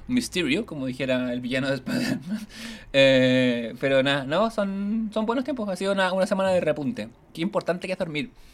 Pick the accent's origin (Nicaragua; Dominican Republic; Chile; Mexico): Chile; Ñuñoa, Santiago Metropolitan Region; also born or lived in Providencia